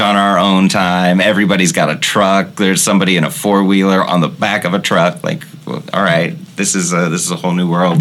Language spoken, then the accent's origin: English; Midwest, United States; We're from the Midwest